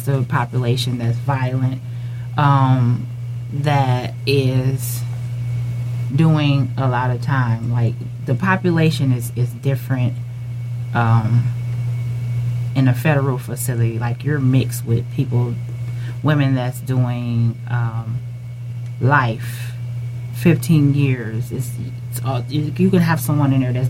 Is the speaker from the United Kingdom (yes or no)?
no; Detroit, Michigan, United States; I had a Texas number, but I'm from Detroit